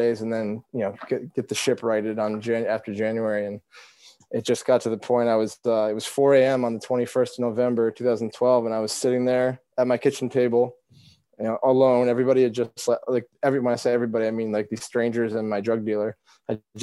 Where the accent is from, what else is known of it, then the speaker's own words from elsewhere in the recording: Vermont, United States; growing up in Vermont